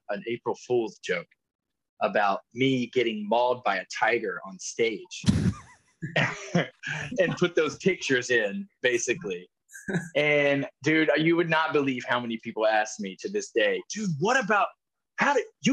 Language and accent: English; Cincinnati, Ohio, United States; I grew up in Cincinnati